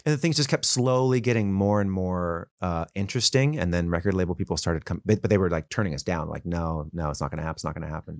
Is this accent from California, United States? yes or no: yes; Los Angeles, California, United States; also born or lived in Calabasas, California; I grew up in Woodland Hills